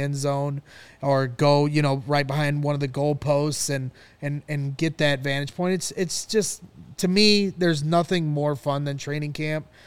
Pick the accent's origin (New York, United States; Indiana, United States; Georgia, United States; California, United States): Indiana, United States; Northwest; I'm from Northwest Indiana